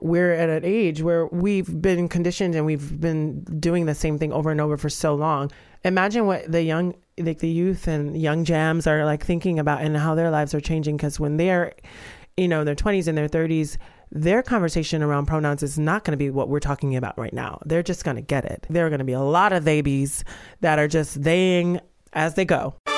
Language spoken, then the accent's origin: English; Georgia, United States; I'm from the South and from Georgia